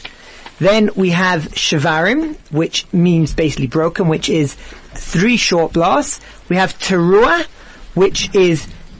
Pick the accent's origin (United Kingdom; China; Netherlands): United Kingdom; England; now in South Africa; I'm really from England